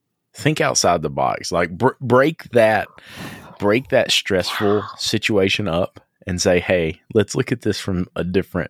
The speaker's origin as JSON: {"language": "English", "region": "Southern United States", "country": "United States", "said": "So, you know, and we're from the South, right? David doesn't understand the South. And I'm in a different part of the South than you are, even though we're really close. We're from the mountain South, right?"}